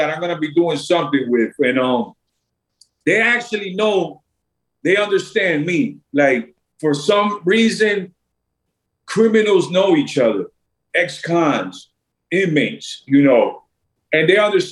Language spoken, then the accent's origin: English; New York City, New York, United States; Like I'm from Brooklyn. I'm from New York